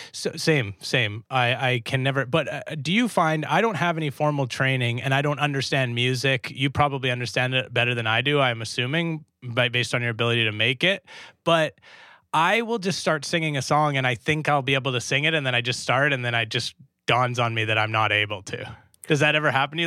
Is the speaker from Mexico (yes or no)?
no; Canada; I'm, of course, Canadian